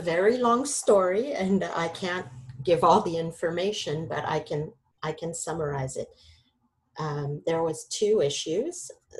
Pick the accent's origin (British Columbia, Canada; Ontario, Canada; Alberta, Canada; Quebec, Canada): British Columbia, Canada; Vancouver; moved away as an adult; also born or lived in Lyon, France; We are both from France. We were both born in Lyon, France. And I was raised from the age of 6 years old to 22 years old in Vancouver, British Columbia, Canada. At the age of 22, I chose to go back to France